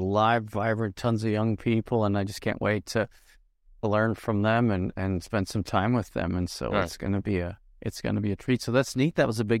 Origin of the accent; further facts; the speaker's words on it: Nova Scotia, Canada; I'm from Nova Scotia.